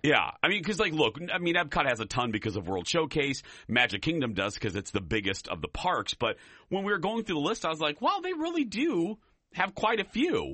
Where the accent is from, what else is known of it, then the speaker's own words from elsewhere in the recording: Chicago, Illinois, United States; I'm from the Chicagoland area